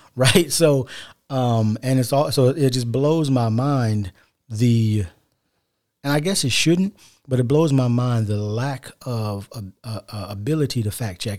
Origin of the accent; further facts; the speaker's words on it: United States; we're African American